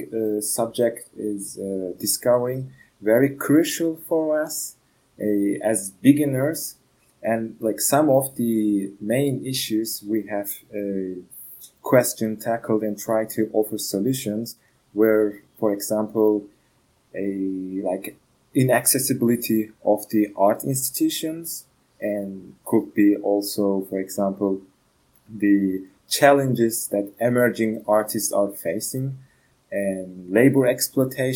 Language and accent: English; Turkey; moved away as an adult; now in Ghent, Belgium; I'm from Turkey. Currently, I'm based in Belgium, in Ghent